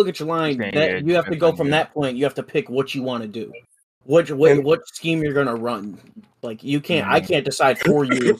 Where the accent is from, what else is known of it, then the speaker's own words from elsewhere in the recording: Ohio, United States; I'm from Ohio. I've never left Ohio.